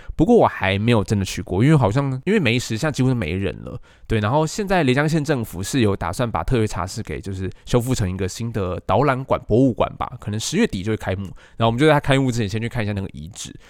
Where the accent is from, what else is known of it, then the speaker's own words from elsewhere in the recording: Taiwan; 我这只土生土长的台湾土鸡